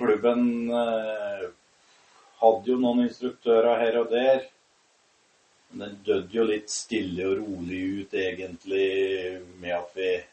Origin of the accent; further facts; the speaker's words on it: Norway; moved away as an adult; also born or lived in Denmark; når jeg flytta hjem fra Danmark